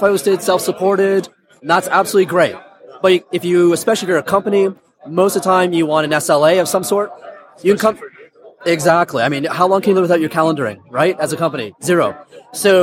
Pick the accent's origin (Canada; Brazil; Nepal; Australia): Canada; In the mid-90s, I moved back to my home country of Canada.